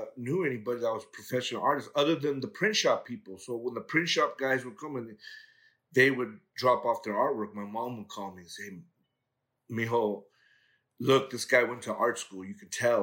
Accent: Los Angeles, California, United States; I grew up in the harbor area of L.A. I went to school in Torrance and graduated from San Pedro High School

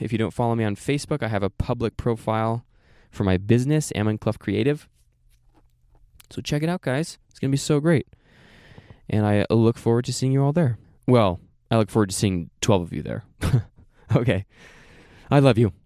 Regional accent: Oregon, United States; moved away; also born or lived in Saint George, Utah; I'm from Oregon.

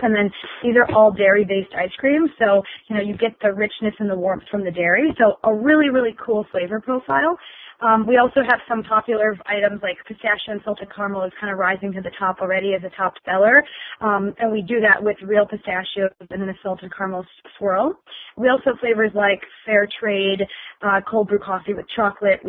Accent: Wisconsin, United States; I grew up in Wisconsin

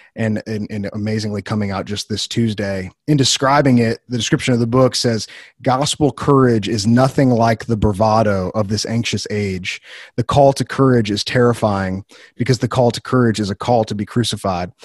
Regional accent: Wheaton, Illinois, United States; moved away as an adult; also born or lived in Bible Belt; I grew up in Wheaton, which is a central hub

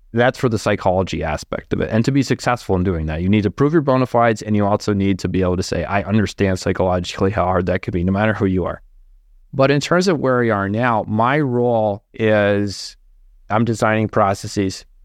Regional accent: East Coast, United States; now in Minnesota, United States; an East Coast person married to someone from Minnesota

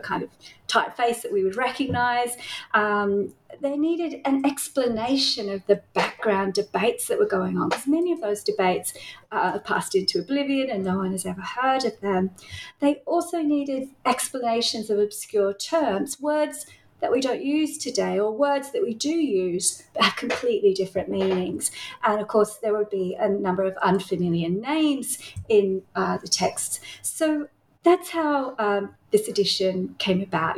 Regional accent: Tasmania, Australia; accent: Australian; now in Melbourne, Australia; I grew up in Tasmania

